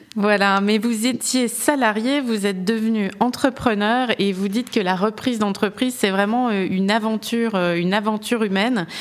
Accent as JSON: {"language": "French", "country": "France", "said": "je suis française"}